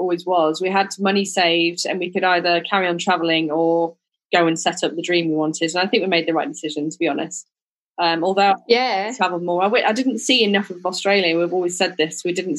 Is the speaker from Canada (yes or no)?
no; the north of England, United Kingdom; moved away as an adult; also born or lived in Leeds / London; now in Ibiza, Spain; And that's kind of the north of England. But then my husband's from the middle of England, Lincolnshire, but we've both lived in Leeds. I've lived in London. But now we call Ibiza home, and it does feel like home actually more than England did